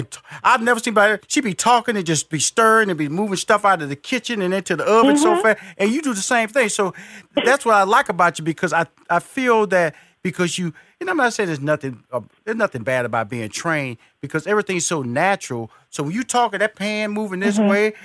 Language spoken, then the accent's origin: English; New Orleans, Louisiana, United States; You know I know about the Geechee Southern, people. I'm from New Orleans area.